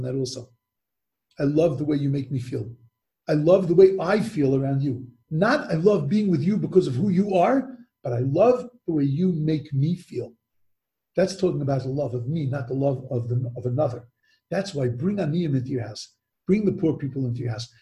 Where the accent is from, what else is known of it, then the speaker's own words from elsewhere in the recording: United States; as an American